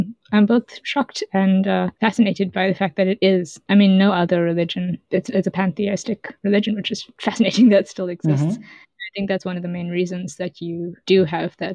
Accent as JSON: {"language": "English", "town": "Durban", "region": "KwaZulu-Natal", "country": "South Africa", "moved": "as an adult", "lives_now": "Edinburgh, United Kingdom", "said": "I'm from Durban"}